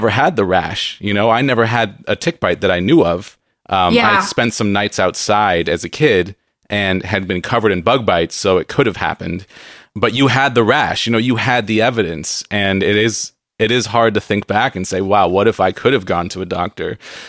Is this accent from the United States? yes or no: yes; West Coast, United States; I grew up on the West Coast